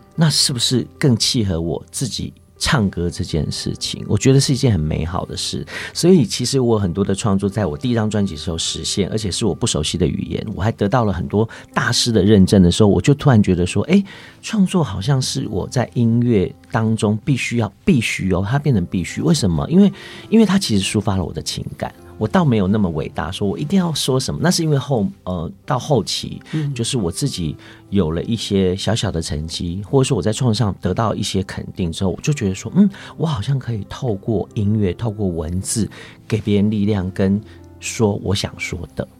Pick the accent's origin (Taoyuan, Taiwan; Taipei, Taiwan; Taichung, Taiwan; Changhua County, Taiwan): Taoyuan, Taiwan; Longtan; first language Hakka; Chinese is a second language; moved away; 我自己的家乡龙潭